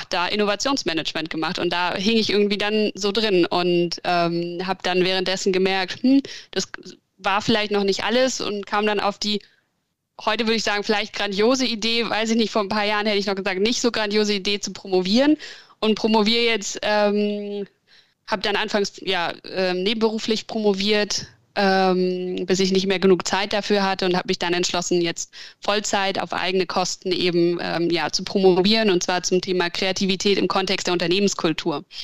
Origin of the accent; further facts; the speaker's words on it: Berlin, Germany; now in Hamburg, Germany; Ähm, ich bin ursprünglich aus Berlin, also noch ein bisschen großstädterischer als Hamburg eigentlich und bin dann zum Studieren irgendwann nach Hamburg gekommen